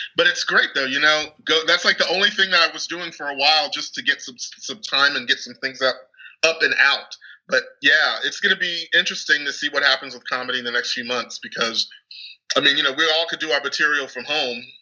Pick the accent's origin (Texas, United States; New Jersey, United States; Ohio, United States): Texas, United States; growing up in this country, especially because I grew up in Texas